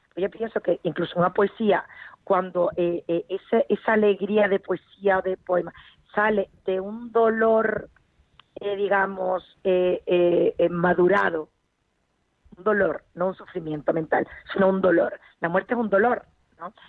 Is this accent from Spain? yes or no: yes; Spain; Somos una cultura tremendamente familiar, España